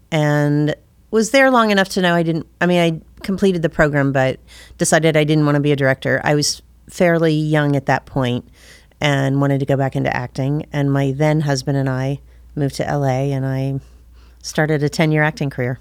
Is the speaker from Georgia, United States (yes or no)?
yes; Ringgold, Georgia, United States; also born or lived in London; I'm originally from Ringgold, Georgia